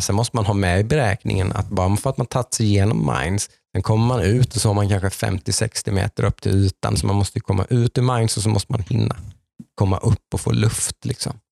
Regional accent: Jönköping area, Jönköping County, Sweden; kommer vi från Jönköpingstrakten alla tre här

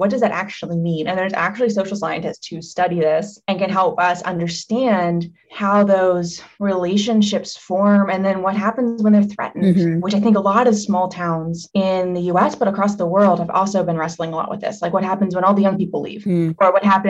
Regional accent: Harmony, Pennsylvania, United States; So I grew up outside of Pittsburgh in the small town of Hermony, a rural community, a village of 700.

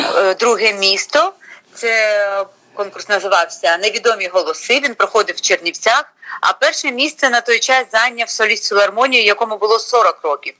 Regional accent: Chernivtsi, Chernivtsi Oblast, Ukraine; now in Kyiv, Ukraine; я як буковинка, чернівчанка

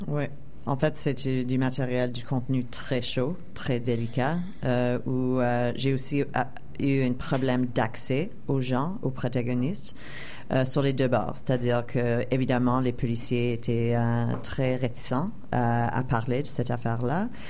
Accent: Montreal, Quebec, Canada; moved away as an adult; also born or lived in United States; je suis québécoise et je suis aussi canadienne

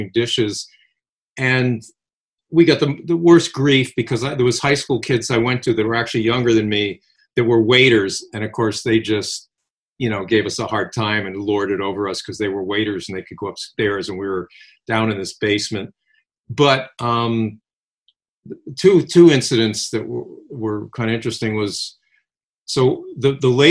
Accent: Westport, Connecticut, United States; growing up in Westport

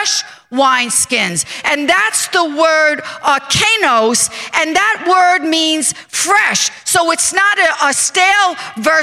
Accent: New York, United States; I am from New York

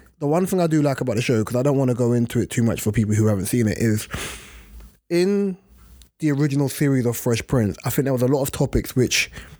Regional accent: Jamaica; But I just don't like the fact of when I came from Jamaica, brother, stop it, stop it.

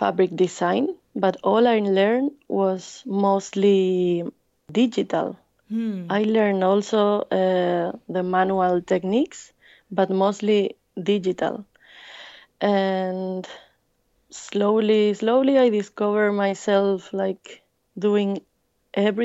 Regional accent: Andalusia, Spain; English is a second language; also born or lived in Madrid / India; now in Barcelona, Spain; I was born and raised in Andalucía, South Spain

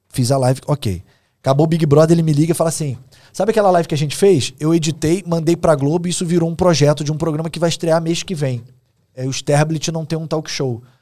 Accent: Rio de Janeiro, Brazil; É que eu sou irônico, assim. Eu, eu não sou engraçado, não, sou, não conto piada. Como um bom carioca

